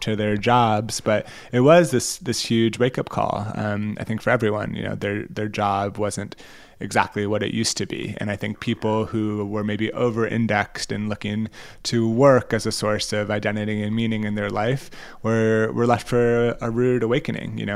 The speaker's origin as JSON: {"language": "English", "country": "United States"}